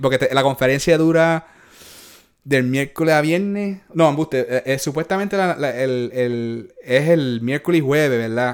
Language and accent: Spanish; Puerto Rico; yo soy de Puerto Rico